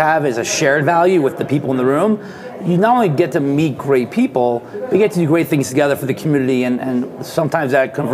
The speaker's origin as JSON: {"language": "English", "town": "Boca Raton", "region": "Florida", "country": "United States", "tie": "born or raised there", "moved": "as an adult", "said": "when I moved down to Boca, back to my hometown"}